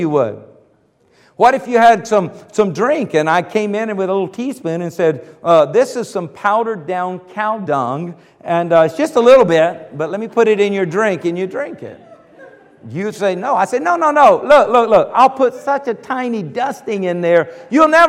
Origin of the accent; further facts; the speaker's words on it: the South, South Carolina, United States; moved away; Now, I grew up in the South. I mean, the South of the South